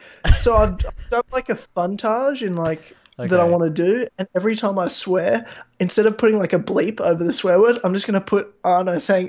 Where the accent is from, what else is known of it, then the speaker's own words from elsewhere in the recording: Australia; accent: Australian; I'm Australian